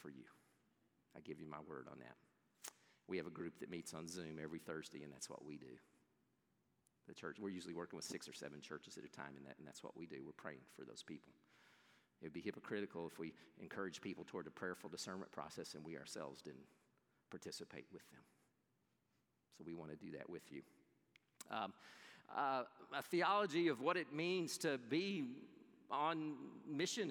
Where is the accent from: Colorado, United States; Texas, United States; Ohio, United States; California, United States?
Texas, United States; I'm from Texas